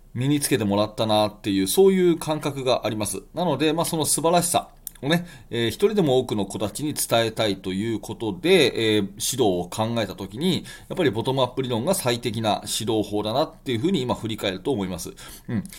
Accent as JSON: {"language": "Japanese", "region": "Tokyo", "country": "Japan", "tie": "born or raised there", "said": "私の地元東京"}